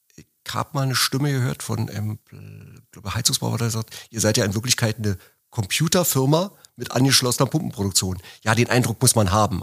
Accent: Berlin, Germany; ich komme aus Berlin

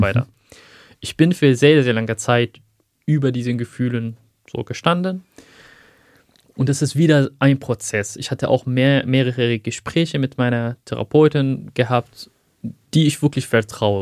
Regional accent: Aleppo, Aleppo Governorate, Syria; first language Arabic; German is a second language; moved away as an adult; now in Germany; dort spreche ich ja Arabisch. Das ist meine Muttersprache. Ich habe auch in Syrien 25 Jahre von meinem Leben dort gebracht

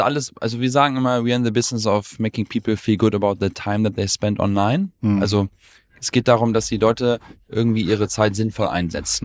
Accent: Germany; wir sind beide durchs deutsche Bildungssystem gegangen. Also mein Co-Founder und ich, wir sind beide Deutsche

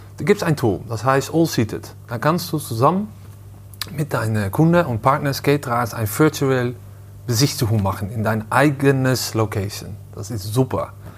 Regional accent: Amsterdam, North Holland, Netherlands; German is a second language; moved away; ich komme ursprünglich aus, äh, aus Amsterdam

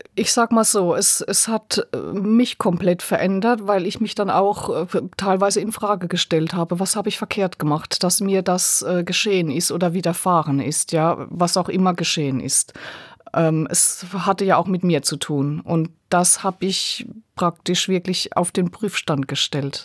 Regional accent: Rhineland-Palatinate, Germany; Bei uns in der Pfalz gibt es äh, viele, wir sagen Schlepper

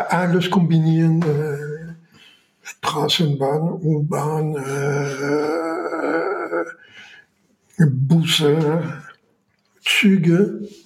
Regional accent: France; German is a second language; Und ich muss mal sehen, wie ich als Franzose meinen Reisepass verlängern kann.

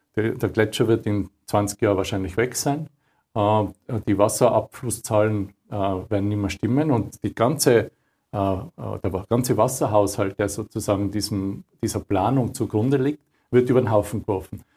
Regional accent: Austria; bei uns in Österreich.

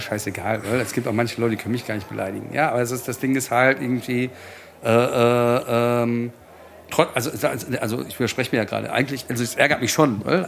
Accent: Frankfurt, Hesse, Germany; hier in meiner, in meiner Heimat

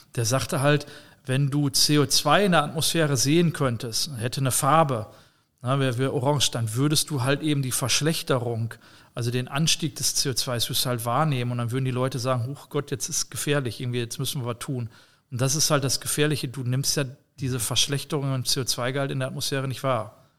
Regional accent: Germany; also born or lived in near the Dutch border (residence); Wir bauen als Deutsche

